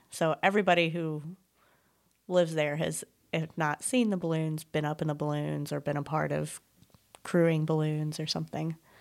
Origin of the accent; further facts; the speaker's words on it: Desloge, Missouri, United States; I grew up in Deloge